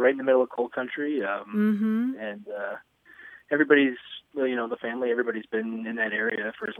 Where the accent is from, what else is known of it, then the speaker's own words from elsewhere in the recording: Cincinnati, Ohio, United States; now in Chicago, United States; My wife and I grew up in Cincinnati